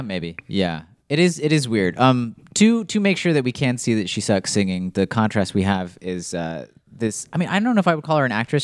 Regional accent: near Boulder, Colorado, United States; my hometown

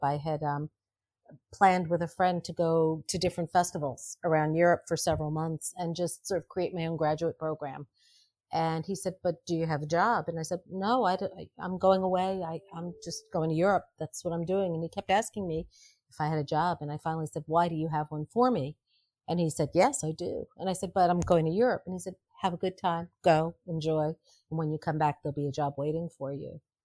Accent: New York City, New York, United States; I grew up in Greenwich Village

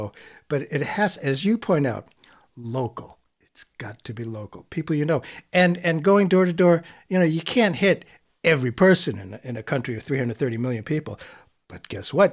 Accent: Northeast, United States; I'm from the Northeast.

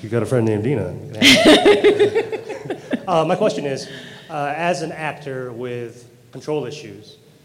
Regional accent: Philippines; And I'm Filipino

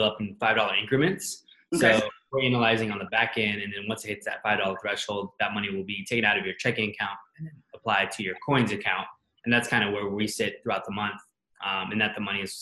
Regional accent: Atlanta, Georgia, United States; We're from Atlanta

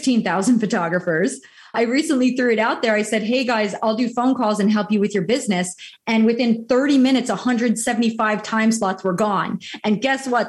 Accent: New York, New Jersey, Northeast, United States; moved away as an adult; now in Southwest Florida, United States; I came from the Northeast, you know, New York, New Jersey, that's my stomping grounds

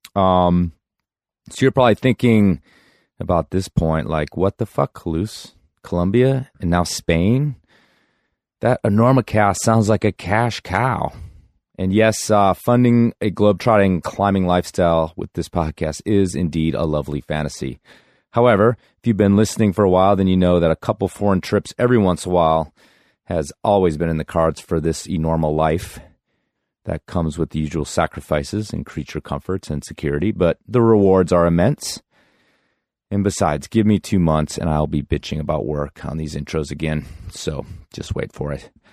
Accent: Carbondale, Colorado, United States; my hometown of Carbondale, Colorado

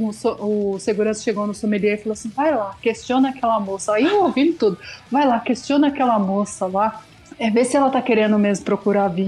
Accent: Northeast Region, Brazil; Eu sou do Nordeste.

